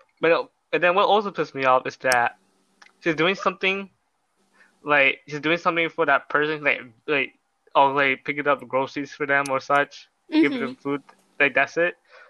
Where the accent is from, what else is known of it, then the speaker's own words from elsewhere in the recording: Rhode Island, United States; I'm from the East Coast, Rhode Island. I'm living in my dorm right now.